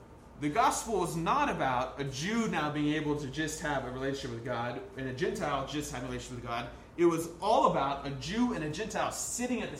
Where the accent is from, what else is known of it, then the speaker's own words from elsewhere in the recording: United States; as just an American suburban kid